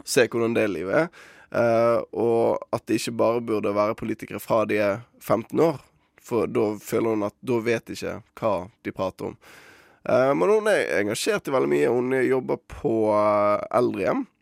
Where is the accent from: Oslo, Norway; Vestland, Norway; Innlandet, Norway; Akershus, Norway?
Vestland, Norway; Bergen; mitt ansvar som bergenser